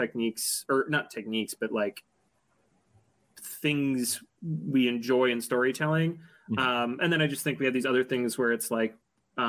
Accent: Buffalo, New York, United States; growing up in Buffalo

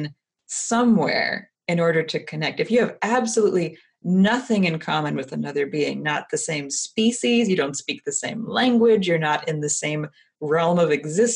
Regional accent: Texas, United States; I actually am Texan.

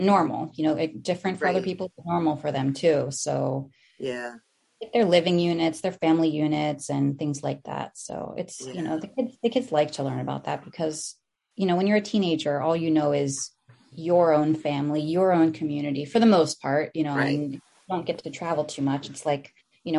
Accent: United States; first language Tagalog; English is a second language; also born or lived in Philippines; My first language was Tagalog, but I didn't continue learning that. So I moved back to the States and just, began to speak English

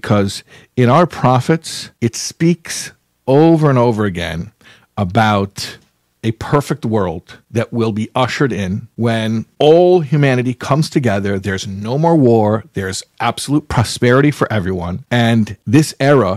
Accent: United States; I'm an American boy as well. I grew up here

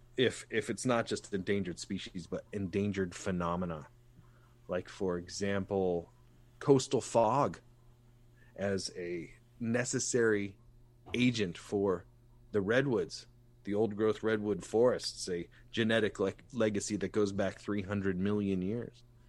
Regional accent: Santa Barbara, California, United States; I'm an artist from Santa Barbara

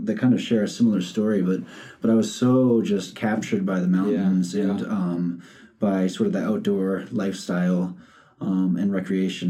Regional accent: Boston, Massachusetts, United States; moved away as an adult; also born or lived in Manhattan, New York / Memphis, Tennessee; now in Missoula, United States; My dad took a job in Boston when I was two. So I grew up in Boston.

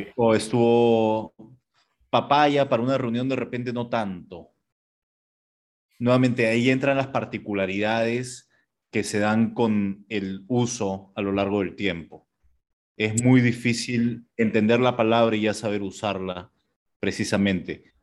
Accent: Peru

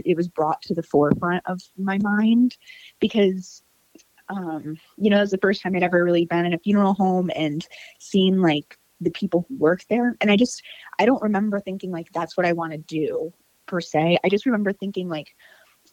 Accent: Clio, Michigan, United States; moved away as an adult; also born or lived in Flint, Michigan / Detroit, Michigan; now in Metro Detroit, United States; I was born in Flint, Michigan, which is north of Detroit. And then I grew up in a town even further north than that, like 20 minutes north of Flint. It's called Clio.

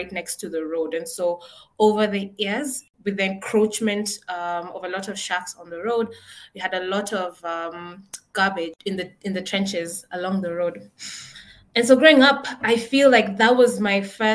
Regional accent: Nairobi, Kenya; I grew up in Nairobi, Kenya. And I think my entire life, I've lived in one house along one street

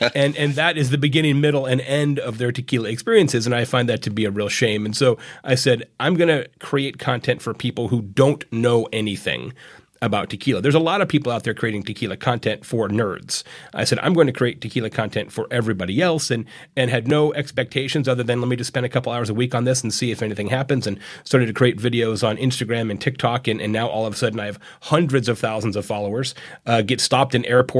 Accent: Arizona, United States; moved away; I'm from Arizona originally

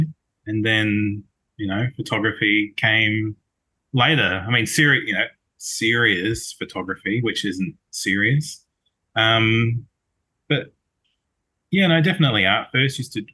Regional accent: New Zealand; now in Melbourne, Australia; I'm from Melbourne, originally from New Zealand

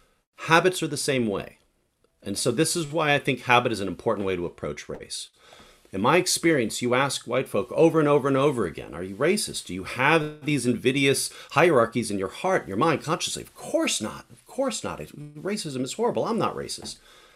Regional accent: Santurce, Puerto Rico; also born or lived in Rockville, Maryland / upstate New York / Eugene; I'm originally from Santurce, Puerto Rico, but I've lived all over the country. I lived in Rockville, Maryland, upstate New York, obviously, Eugene

